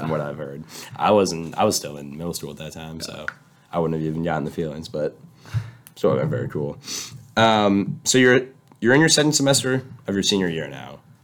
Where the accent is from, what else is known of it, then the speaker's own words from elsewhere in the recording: San Diego, California, United States; moved away; I'm from San Diego